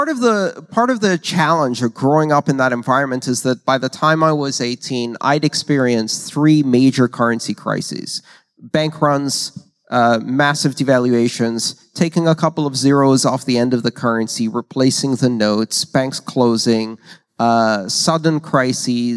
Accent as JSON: {"language": "English", "country": "Greece", "tie": "born or raised there", "moved": "yes", "said": "I grew up in Greece"}